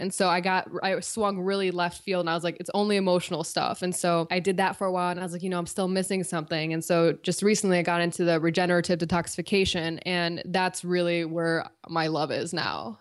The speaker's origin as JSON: {"language": "English", "town": "Cleveland", "region": "Ohio", "country": "United States", "moved": "yes", "said": "I'm from Cleveland originally"}